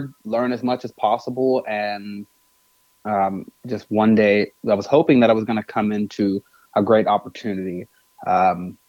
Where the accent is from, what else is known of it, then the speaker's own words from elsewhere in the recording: Nashville, Tennessee, United States; born and raised in Nashville. I was born in East Nashville